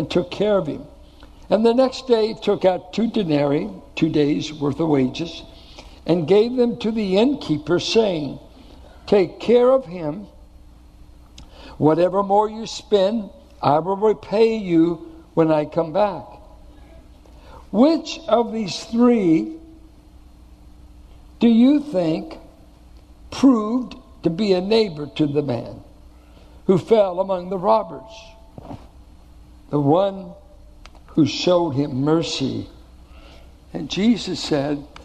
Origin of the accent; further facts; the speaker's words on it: Richmond, United States; I grew up in Richmond.